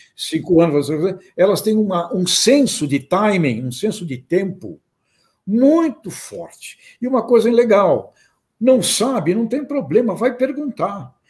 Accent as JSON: {"language": "Portuguese", "town": "Santos", "region": "São Paulo", "country": "Brazil", "tie": "born or raised there", "said": "eu nasci em Santos, só fui andar pelo campo já depois de, de um tempo, é, com, meu, com 23 anos de idade"}